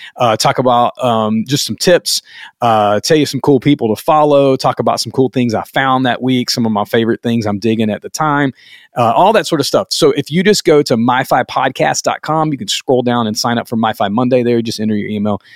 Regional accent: the South, United States; I'm from the South

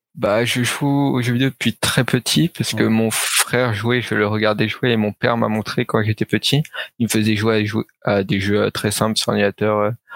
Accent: Suresnes, Île-de-France, France; d'où je viens, je viens du 92 à Suresnes, ouais. euh, à l'ouest de Paris. Euh, du coup, euh, j'ai grandi toujours euh, dans la même ville

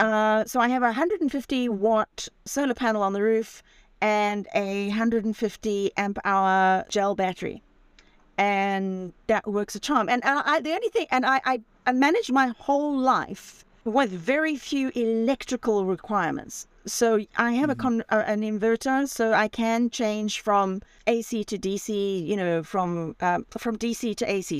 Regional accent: Zimbabwe; moved away as an adult; also born or lived in Spain; I, I, was born and raised in Zimbabwe

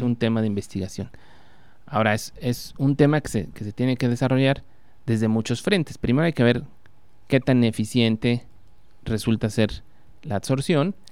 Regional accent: Puebla, Mexico; yo nací en Puebla

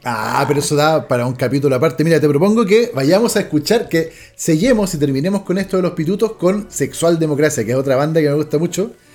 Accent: Chile; cómo somos los chilenos

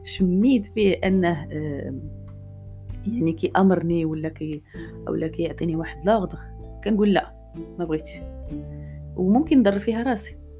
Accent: Morocco; انا مرا مغربيه

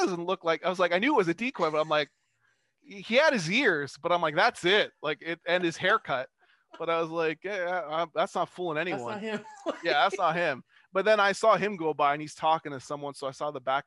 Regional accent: Sacramento, California, United States; first language Spanish; English is a second language; moved away as an adult; now in Ottawa, Canada; I've done stand up in the States twice now, and it was both times in my hometown of Sacramento

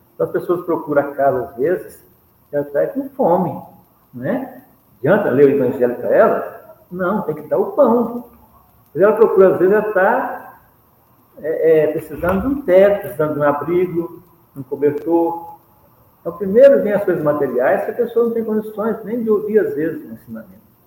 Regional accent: Minas Gerais, Brazil; sou mineiro

